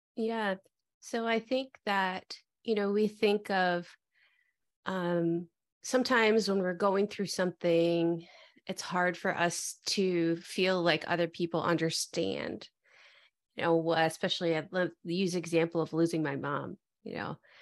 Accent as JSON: {"language": "English", "town": "Detroit", "region": "Michigan", "country": "United States", "tie": "born or raised there", "also_born_or_lived": "Dallas, Texas", "moved": "as an adult", "lives_now": "Austin, United States", "said": "I was born and raised in the Metro Detroit area"}